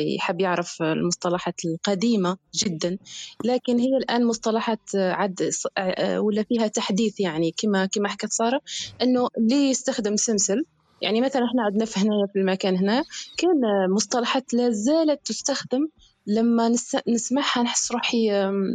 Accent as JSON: {"language": "Arabic", "region": "Béchar Province", "country": "Algeria", "said": "مش متندوف من ولايه بشار"}